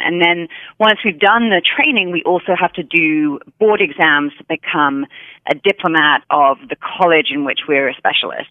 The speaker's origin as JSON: {"language": "English", "town": "Hereford", "region": "West Midlands", "country": "United Kingdom", "tie": "born or raised there", "also_born_or_lived": "London", "moved": "as an adult", "lives_now": "United States", "said": "I grew up in a small um, town called Hereford, which is in England, and it's right on the, the Welsh border"}